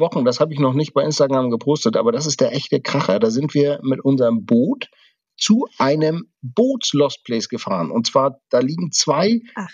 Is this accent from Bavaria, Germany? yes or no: no; Kiel, Schleswig-Holstein, Germany; now in Berlin, Germany; ich bin in den 70ern, 80ern groß geworden. Da war das alles noch viel näher dran. Da gab es noch so wirklich alte Bunker, in denen teilweise noch Stahlhelme lagen bei uns in Kiel